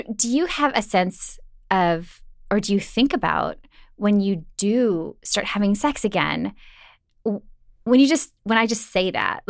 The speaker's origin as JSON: {"language": "English", "region": "Minnesota", "country": "United States", "also_born_or_lived": "Miami", "said": "And I'm from Minnesota where like you basically wear clothes in the shower."}